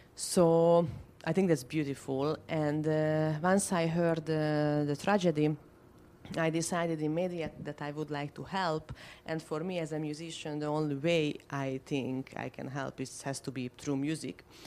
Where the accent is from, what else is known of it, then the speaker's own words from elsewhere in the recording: Budapest, Hungary; moved away as an adult; now in Florida, United States; I am from Hungary, from Budapest. I moved to the US uh, last year